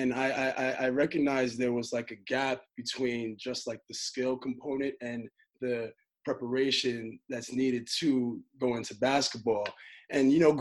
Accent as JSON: {"language": "English", "region": "New York", "country": "United States", "tie": "born or raised there", "said": "I'm born and raised in New York."}